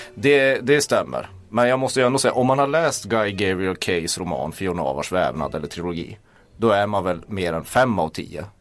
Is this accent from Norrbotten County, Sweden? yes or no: yes; Kiruna, Norrbotten County, Sweden; jag kommer från Kiruna